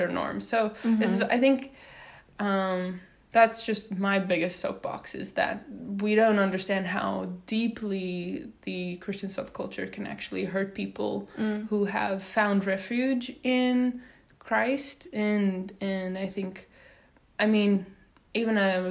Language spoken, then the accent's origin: English; South Africa; English is a second language; also born or lived in Netherlands / Washington, District of Columbia, United States; now in United States; I hail from South Africa